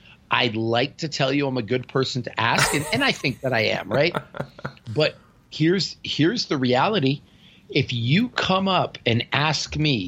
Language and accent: English; Northern Canada, Canada; Well, I'm from Northern Canada, and everyone where I'm from looks like that. We're direct from a Viking bloodline.